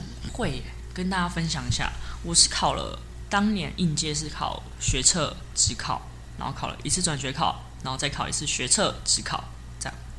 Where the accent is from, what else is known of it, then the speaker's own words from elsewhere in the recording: Hsinchu, Taiwan; 我是新竹人